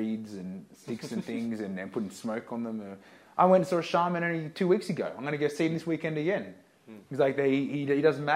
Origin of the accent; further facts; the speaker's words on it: Australia; growing up in Australia with my Australian government education